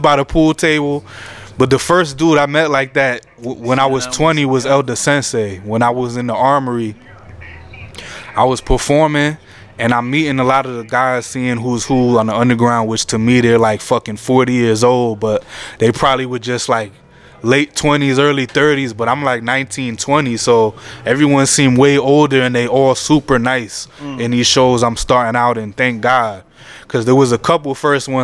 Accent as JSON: {"language": "English", "region": "New Jersey", "country": "United States", "said": "I'm still a youngin', and I'm from Jersey. I grew up listening to all the Jersey rappers"}